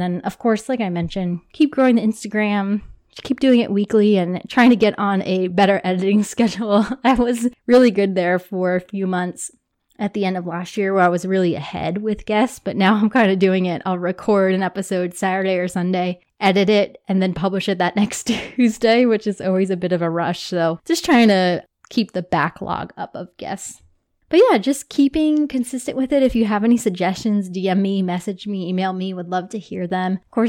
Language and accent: English; Toms River, New Jersey, United States; A little bit about me. I grew up in New Jersey in Toms River. Shout out to my family. It's near Seaside, if you're familiar with the Jersey Shore. I grew up there my whole life